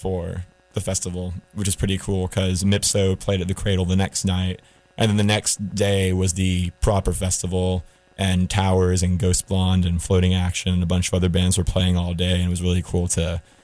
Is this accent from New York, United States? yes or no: no; Raleigh, North Carolina, United States; I grew up in Raleigh.